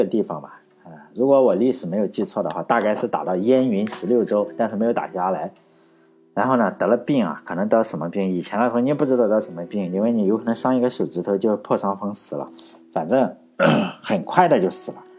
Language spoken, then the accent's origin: Chinese; Shandong, China; 我老家是山东的